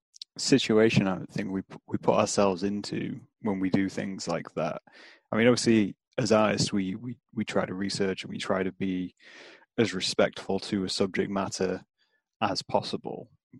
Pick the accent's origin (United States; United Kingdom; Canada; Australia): United Kingdom; maybe that is something we do as British people